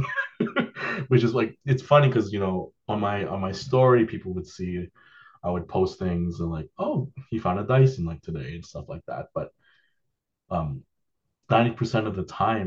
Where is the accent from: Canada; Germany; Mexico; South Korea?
Canada; Toronto, Ontario; moved away as an adult; when I was a kid, so I grew up in Toronto. I moved here about 10 years ago.